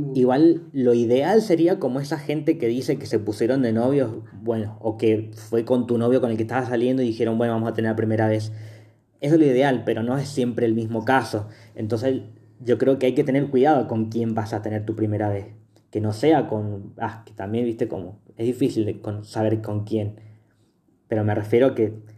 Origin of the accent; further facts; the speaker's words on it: Mendoza, Argentina; somos de Mendoza